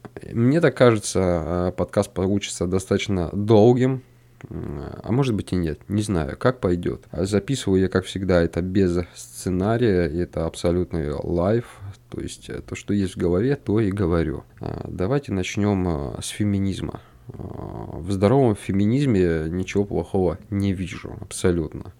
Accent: North Caucasus, Russia; я вырос на юге России, э, на Кавказе

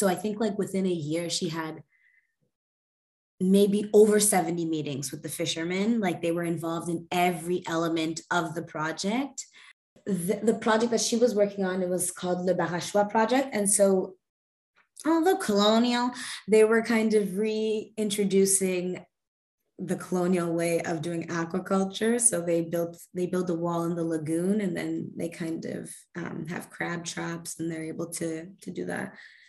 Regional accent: Montreal, Quebec, Canada; I'm from Jajage, which is Montreal. It's a river island. Yeah, and it's in the archipelago, the Hochelaga archipelago. So I kind of grew up on an island.

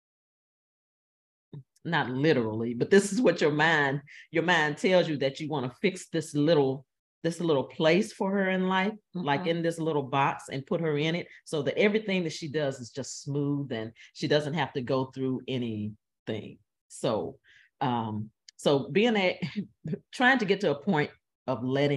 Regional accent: the South, United States; now in St. Louis, United States; I'm from the South.

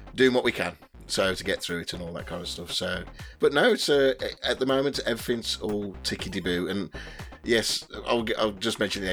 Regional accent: West Midlands, United Kingdom; I come from the West Midlands and I'm 47.

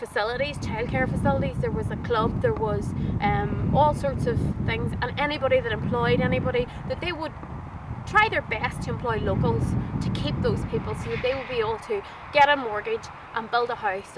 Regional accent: Fintona, Northern Ireland, United Kingdom; also born or lived in Omagh; I'll always say that I'm from Fintana. I was born and reared in Fintana. My dad's from Trillick, a different area. We all grew up in Oma, but I'm essentially from Fintana

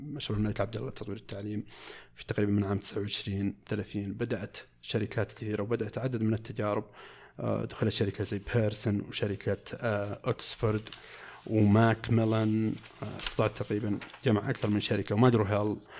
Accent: Saudi Arabia; عندنا في المملكه العربيه السعوديه

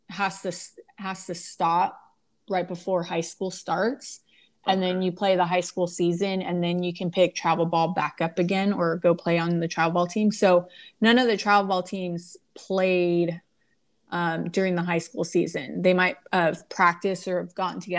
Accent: California, United States; It had a lot of um, good memories from Orange, growing up in Orange County.

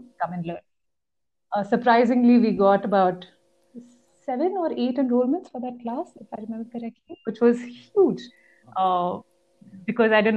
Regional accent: Chandigarh, India; moved away; I'm actually from Chandigarh. Come back to meet my parents

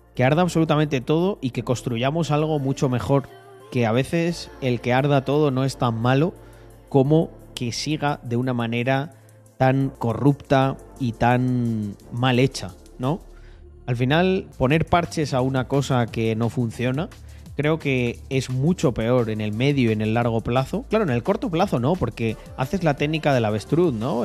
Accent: Spain; soy de España

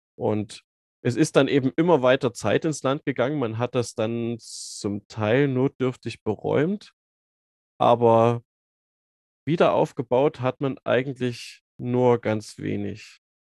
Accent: Zwickau, Saxony, Germany; moved away as an adult; now in Jena, Germany; bin gebürtig aus Zwickau und Sachsen, habe dann hier studiert

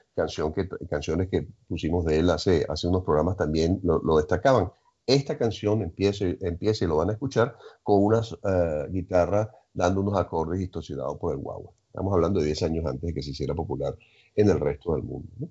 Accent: Caracas, Capital District, Venezuela; Estaba viendo en los Chaguaramas y me fui a vivir a Cumbres de Curúmenes.

